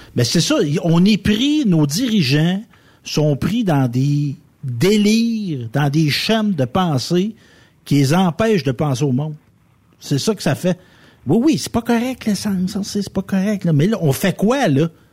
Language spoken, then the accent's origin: French; Quebec, Canada; chez nous, au Québec